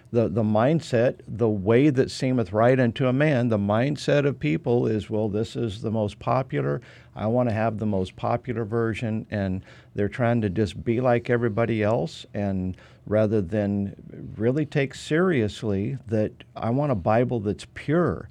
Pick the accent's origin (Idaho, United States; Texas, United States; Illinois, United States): Idaho, United States; Nampa; my hometown, Nampa, Idaho